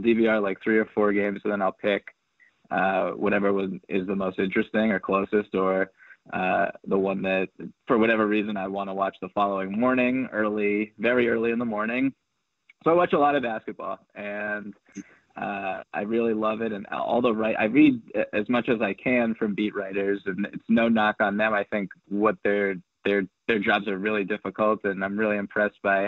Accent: Boston, Massachusetts, United States; I'm from Boston

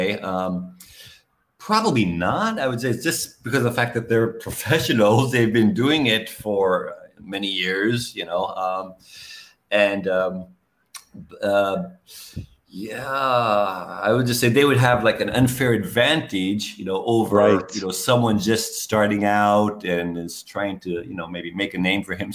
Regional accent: New York, United States; moved away as an adult; now in Southeast Asia; I'm from New York originally

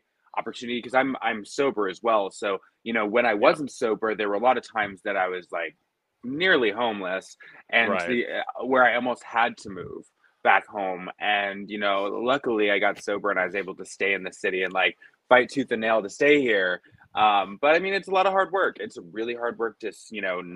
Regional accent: Norwich, New York, United States; moved away as an adult; now in New York City, United States; I'm from upstate New York, between Binghamton and Syracuse.

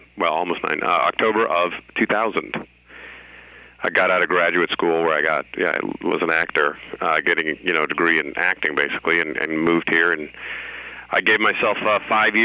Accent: Seattle, Washington, United States; also born or lived in Rome, Italy; I grew up in Seattle

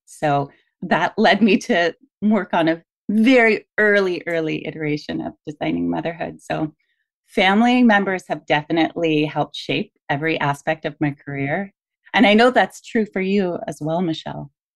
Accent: Miami, Florida, United States; I grew up in Miami

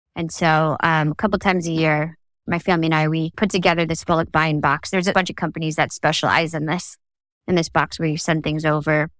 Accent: New Jersey, United States; moved away; there weren't a lot of Filipinos in the community in New Jersey where I grew up

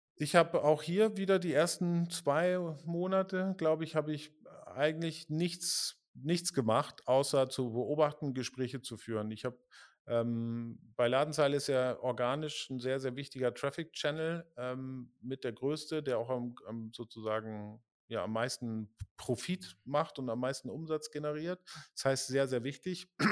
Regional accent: Pinneberg, Schleswig-Holstein, Germany; also born or lived in Hamburg; now in Berlin, Germany; ich bin in Pinneberg geboren

